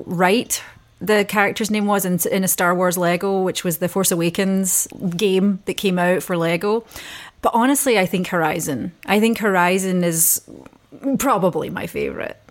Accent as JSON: {"language": "English", "region": "Scotland", "country": "United Kingdom", "said": "being Scottish"}